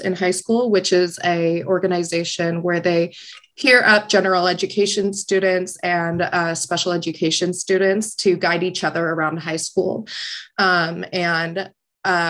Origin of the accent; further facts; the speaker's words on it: San Diego, California, United States; moved away as an adult; now in Syracuse, United States; I am originally from San Diego, California.